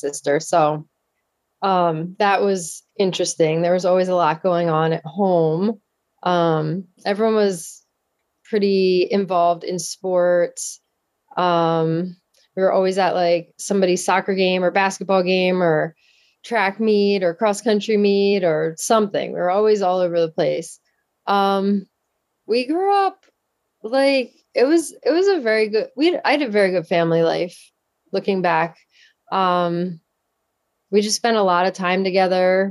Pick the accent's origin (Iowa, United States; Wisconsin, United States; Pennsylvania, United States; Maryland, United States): Pennsylvania, United States; Downingtown; I grew up in Downingtown, Pennsylvania. It's in southeastern Pennsylvania, about Uh, probably like forty minutes outside of Philadelphia